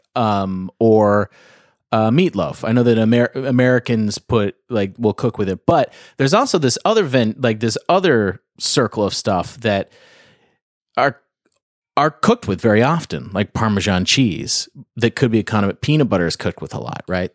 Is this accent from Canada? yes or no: yes; outside Toronto, Ontario, Canada; now in California, United States; I'm up in Canada, but, um, right outside of Toronto.